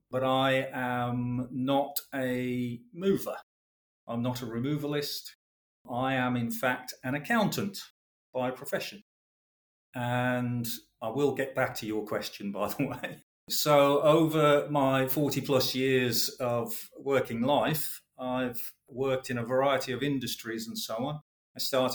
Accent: West Bromwich, West Midlands, United Kingdom; moved away as an adult; also born or lived in Croydon; I am a boy from the Black Country. I was born and bred in West Bromwich

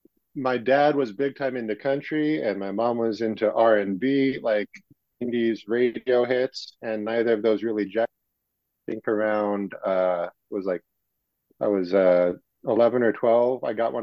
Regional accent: Utah, United States; I'm from Utah. I'm here locally.

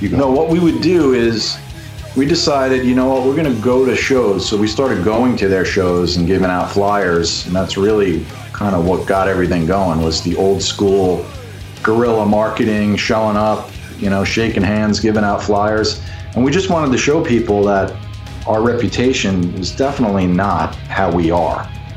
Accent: the Hamptons, Long Island, New York, United States; I grew up out in the Hamptons

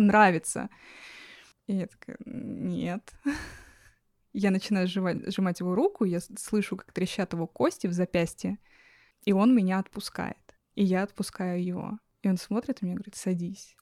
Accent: Russia; now in New York, United States; я родилась в горах. Выросла в России.

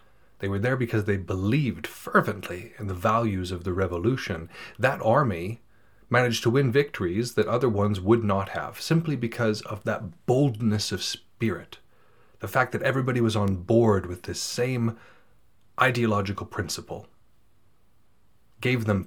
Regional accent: United States; As an American

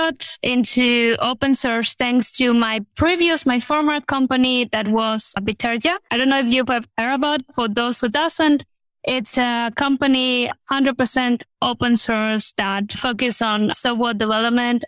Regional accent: Madrid, Community of Madrid, Spain; I'm from Spain, Madrid.

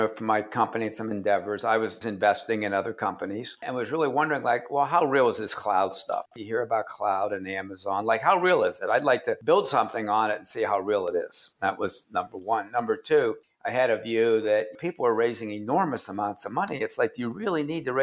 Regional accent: Pittsburgh, Pennsylvania, United States; I grew up in the South Hills of Pittsburgh and played at South Park.

